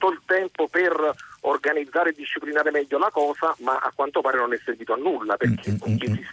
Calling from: Bologna, Emilia-Romagna, Italy; siamo da Bologna.

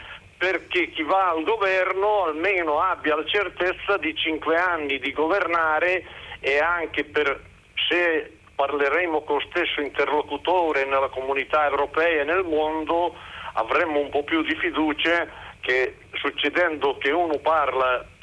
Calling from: Cervia, Emilia-Romagna, Italy; da Cervia

